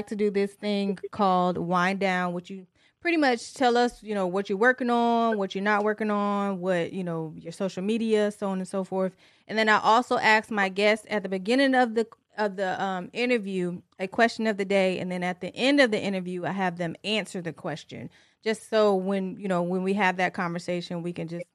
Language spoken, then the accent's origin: English; Tennessee, United States; born or raised there; also born or lived in Detroit, Michigan / Franklin, Tennessee